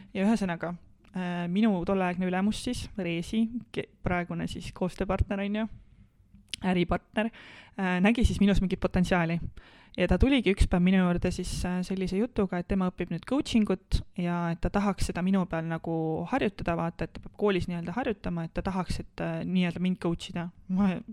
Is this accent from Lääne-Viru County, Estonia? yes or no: no; Põlva, Põlva County, Estonia; moved away as an adult; also born or lived in Tartu; ma tulen ühest Lõuna-Eesti väikelinnast Äh, Põlvast ja ma kolisin tegelikult äh, kohe peale gümnaasiumi lõppu siis äh, Tartusse